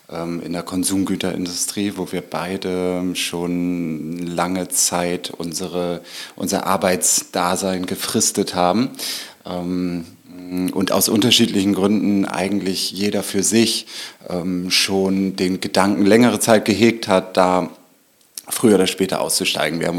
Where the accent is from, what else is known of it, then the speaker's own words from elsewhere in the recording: Norderstedt, Schleswig-Holstein, Germany; also born or lived in Hamburg; Und ich bin ähm, so, so, ein klassisches Speckgürtelkind. Ähm, zwar geboren im Norden Hamburgs und dann aufgewachsen in Norderstedt.